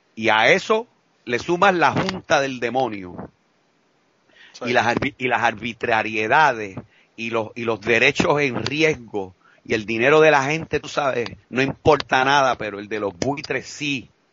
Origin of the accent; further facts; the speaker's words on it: Puerto Rico; fuimos los puertorriqueños